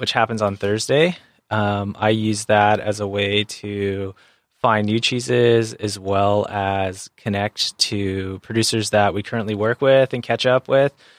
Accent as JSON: {"language": "English", "town": "San Diego", "region": "California", "country": "United States", "tie": "born or raised there", "said": "I grew up in San Diego and I'm a surfer"}